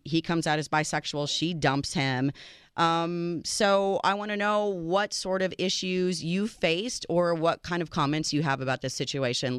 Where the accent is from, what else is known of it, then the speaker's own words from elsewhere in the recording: United States; I am the American